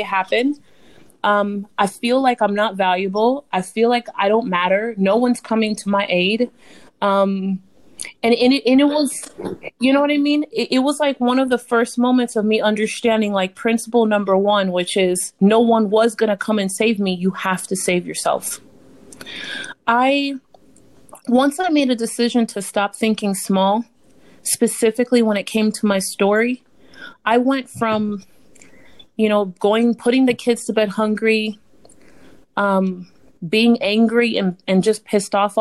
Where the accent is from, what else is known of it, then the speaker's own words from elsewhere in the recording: Miami, Florida, United States; I'm from Miami